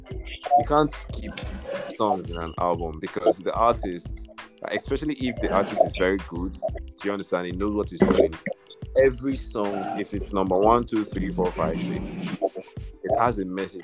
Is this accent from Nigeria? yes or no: yes; Nigeria; I am from Nigeria